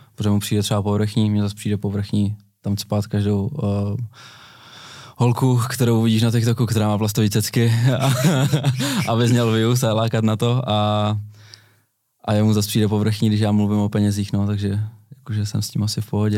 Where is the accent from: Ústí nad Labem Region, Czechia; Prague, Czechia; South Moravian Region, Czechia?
South Moravian Region, Czechia; Brno; jsme z Brna oba dva